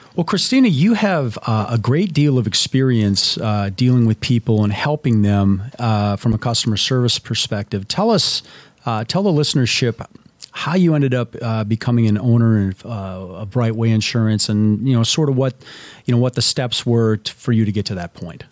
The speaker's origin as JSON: {"language": "English", "region": "Minnesota", "country": "United States", "tie": "born or raised there", "said": "I grew up in Minnesota"}